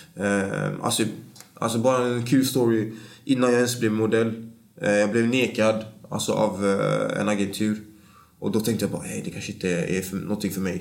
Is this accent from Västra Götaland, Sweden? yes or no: yes; Gothenburg, Västra Götaland, Sweden; jag är från Bergsjön, eh, mm. en stadsdel i östra Göteborg